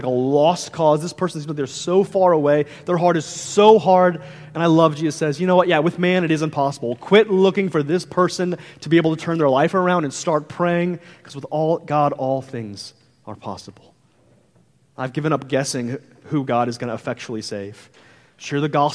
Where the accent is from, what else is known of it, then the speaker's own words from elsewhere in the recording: St. Louis, Missouri, United States; moved away as an adult; I'm from the Midwest, I'm from around the St. Louis area, and me and my wife, we were just like, hey, all of our family is there. Me and my wife went to high school together